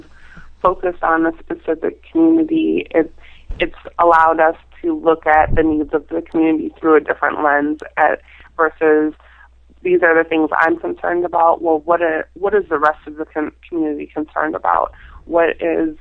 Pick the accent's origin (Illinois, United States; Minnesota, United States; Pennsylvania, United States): Minnesota, United States; moved away as an adult; now in Washington, D.C., United States; I'm originally from Minnesota, so being in Washington, D.C. for the past 14 and a little over 14 years